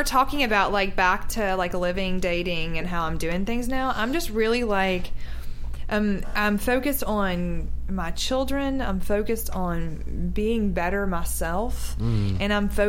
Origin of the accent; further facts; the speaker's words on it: Louisiana, United States; moved away; I'm from Louisiana.